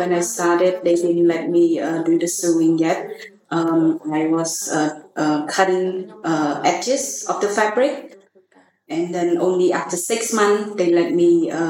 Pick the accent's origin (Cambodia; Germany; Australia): Cambodia; Puok, Siem Reap; now in Phnom Penh, Cambodia; I'm originally from Siem Reap, Buok. And I moved to Phnom Penh in 2002.